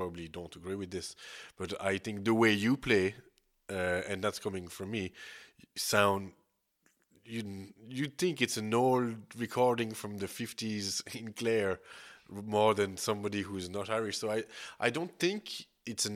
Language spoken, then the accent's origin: English; Switzerland; I come from Switzerland